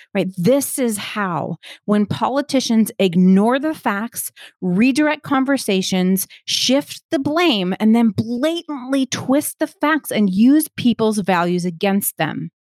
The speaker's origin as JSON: {"language": "English", "country": "United States", "said": "I'm an American."}